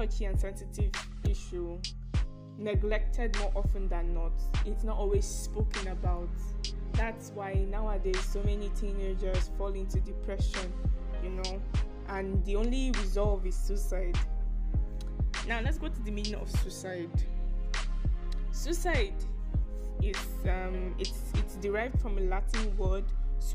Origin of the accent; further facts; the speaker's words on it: Nigeria; I am a Nigerian, to be specific